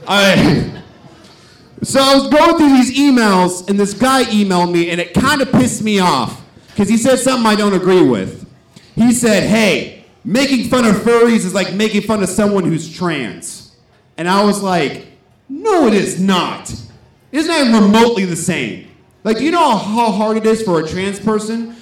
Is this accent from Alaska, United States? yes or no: no; Stockton, California, United States; growing up in Stockton was pretty rough.